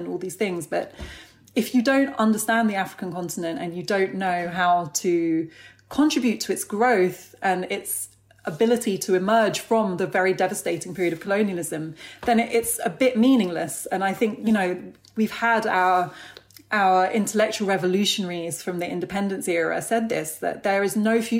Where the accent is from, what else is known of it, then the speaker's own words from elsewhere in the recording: United Kingdom; I've grown up here and I've had a very British conditioning in many ways